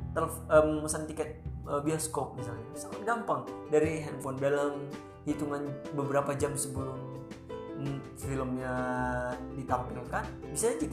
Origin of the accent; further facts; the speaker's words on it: North Sumatra, Indonesia; moved away as an adult; untuk berangkat dari kampung saya dari Sumatera Utara ke Bandung saja itu harus mengorder